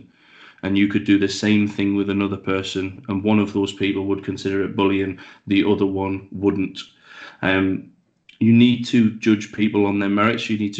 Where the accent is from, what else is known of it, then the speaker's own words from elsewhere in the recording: the Northeast, North East England, United Kingdom; I grew up in the Northeast